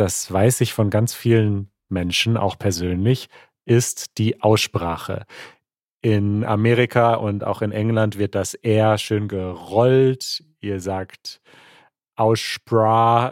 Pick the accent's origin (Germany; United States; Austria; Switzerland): Germany; als Deutscher